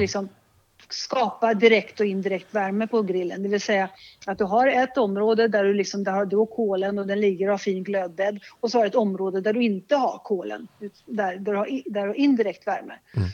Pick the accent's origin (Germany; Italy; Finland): Italy; Liguria; moved away; Jag är uppvuxen i Ligurien